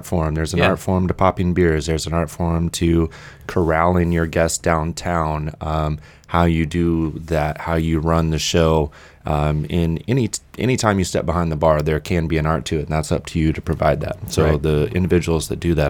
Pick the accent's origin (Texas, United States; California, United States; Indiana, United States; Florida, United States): Indiana, United States; moved away as an adult; originally I'm from Indiana. I was living in Indianapolis and I moved down here to go to school